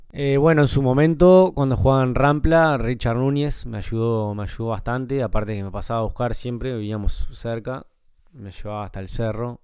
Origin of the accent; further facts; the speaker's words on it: Montevideo, Uruguay; accent: Uruguayan; moved away as an adult; al ser el único uruguayo que estaba también en el club, yo si iba a algún lugar y hablaba, me decían, vos sos el uruguayo, ¿no? Enseguida te, te reconocían por el acento también.